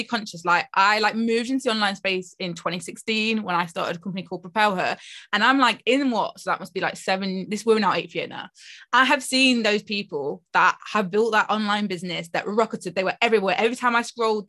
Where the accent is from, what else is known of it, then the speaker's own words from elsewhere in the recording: Nottingham, East Midlands, United Kingdom; I'm from Nottingham